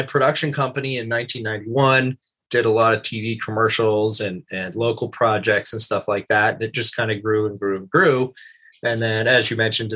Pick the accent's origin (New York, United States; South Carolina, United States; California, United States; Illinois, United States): California, United States; Santa Maria; I grew up on the Central Coast in Santa Maria